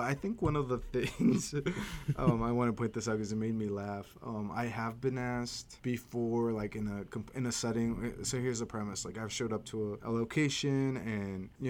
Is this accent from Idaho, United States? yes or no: yes; Caldwell, Idaho, United States; I'm from Idaho, born and raised in Caldwell